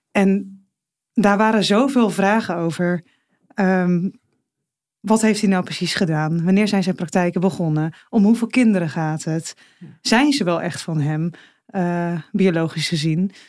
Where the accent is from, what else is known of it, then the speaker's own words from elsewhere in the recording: Alblasserwaard, South Holland, Netherlands; Want ik kom natuurlijk wel uit de omgeving. Ik kom uit de Alblasse Waard.